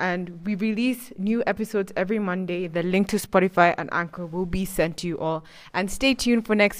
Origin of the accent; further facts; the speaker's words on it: Uganda; my pronouns are she, her, and I'm from Uganda.